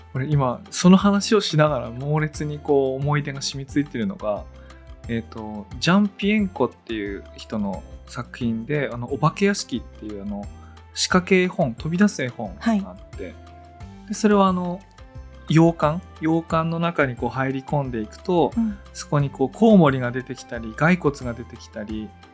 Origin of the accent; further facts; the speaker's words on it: Tōnō, Gifu, Japan; 私がこう東能の出身なんで